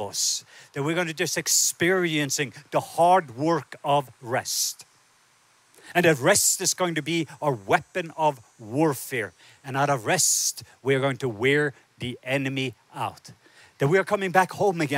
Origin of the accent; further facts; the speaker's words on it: Southern Norway, Norway; moved away; I was born in the south part of Norway